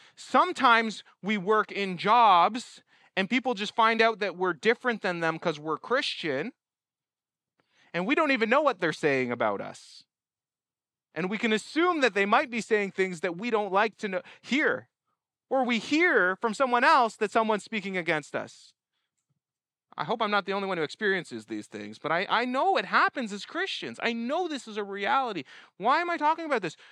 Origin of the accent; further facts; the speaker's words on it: Canada; I'm a Canadian here